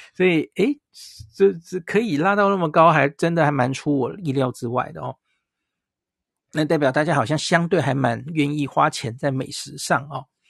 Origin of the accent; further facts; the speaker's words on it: Taiwan; 我们台湾人